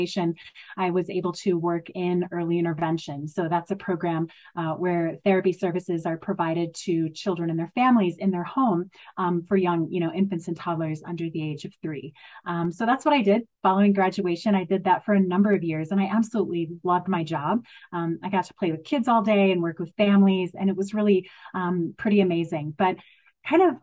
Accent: Madison, Wisconsin, United States; I grew up in Madison, Wisconsin, in a relatively poor area of the city.

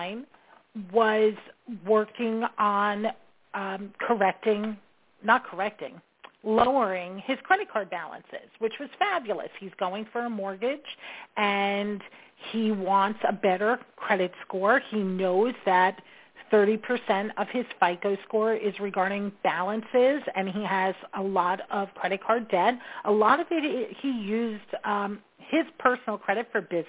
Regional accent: New York, United States; I'm a New Yorker, so I talk fast

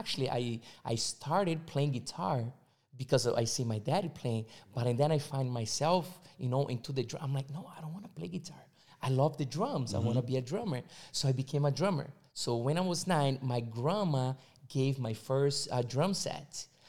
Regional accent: São Paulo, Brazil; English is a second language; born and raised in Brazil, São Paulo.

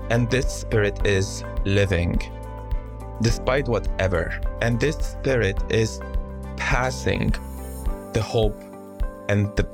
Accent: Yarmouk, Damascus Governorate, Syria; I had a beautiful childhood in this little refugee camp, and most of the people there were from Palestinian background, but officially they are stateless

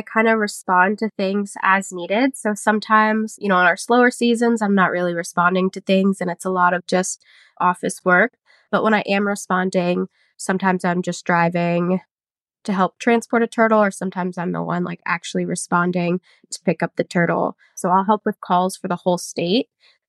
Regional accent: Palm Beach County, Florida, United States; I grew up in Palm Beach County

